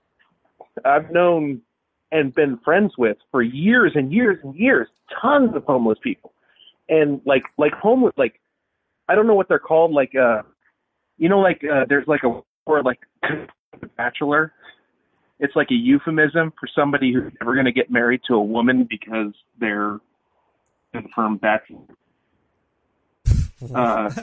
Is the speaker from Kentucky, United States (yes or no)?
no; Los Angeles, California, United States; I was born in Los Angeles